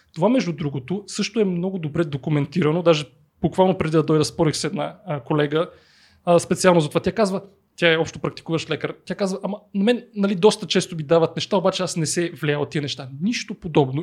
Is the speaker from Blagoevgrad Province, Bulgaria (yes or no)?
yes; Blagoevgrad, Blagoevgrad Province, Bulgaria; аз съм от Благоевград